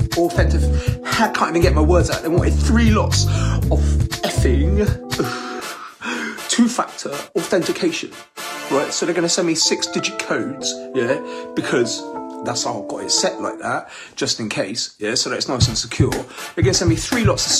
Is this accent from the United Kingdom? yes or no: yes; Bath, South West England, United Kingdom; I'm from Bath. I was born and raised in Bath.